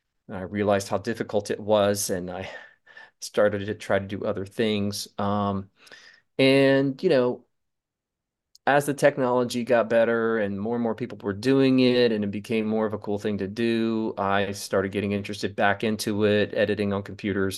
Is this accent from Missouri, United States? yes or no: no; Charleston, South Carolina, United States; I grew up in Charleston, South Carolina